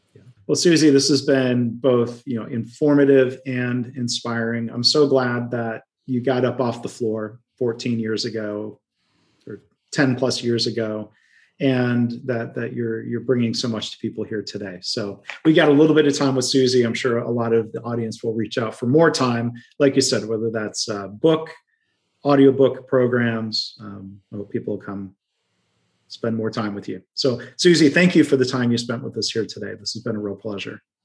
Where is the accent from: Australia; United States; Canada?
United States; Midwest; accent: Midwesterny; my Midwesterny roots accent